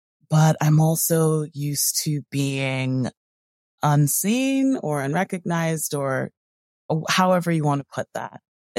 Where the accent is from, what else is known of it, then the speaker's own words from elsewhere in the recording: Connecticut, United States; also born or lived in California; So I was born in California, in Southern California. But I was raised in a few different places. I think the place that I lived the longest as a kid was Connecticut, where I'm currently located.